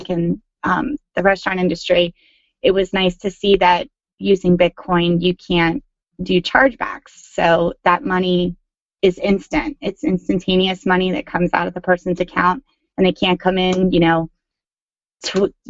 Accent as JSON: {"language": "English", "town": "York", "region": "Pennsylvania", "country": "United States", "moved": "yes", "lives_now": "New York, United States", "said": "I'm originally from York, Pennsylvania, but have lived in New York for 13 years"}